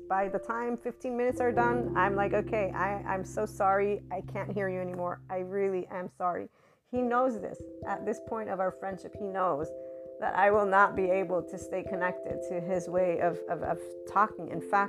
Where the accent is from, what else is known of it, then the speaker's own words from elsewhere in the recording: Naples, Campania, Italy; English is a second language; It's like, I'm from Naples, Italy.